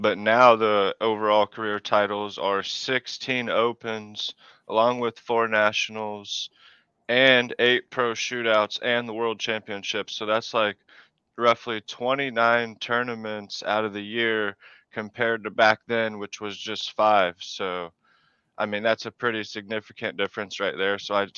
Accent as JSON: {"language": "English", "town": "Cuba", "region": "Illinois", "country": "United States", "tie": "born or raised there", "said": "I enjoyed it. It's really just small town. Everyone knows everyone."}